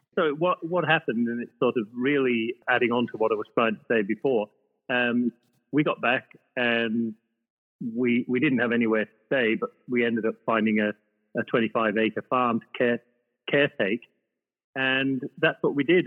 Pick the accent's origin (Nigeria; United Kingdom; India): United Kingdom; the north of England; moved away as an adult; also born or lived in Ireland; now in Australia; I was brought up in the north of England, although I identify as being Irish because that's where I was born